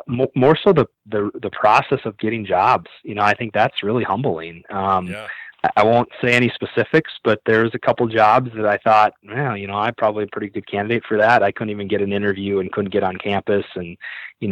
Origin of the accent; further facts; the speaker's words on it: Minnesota, United States; now in South Dakota, United States; I decide I'm going to go back to Minnesota, my hometown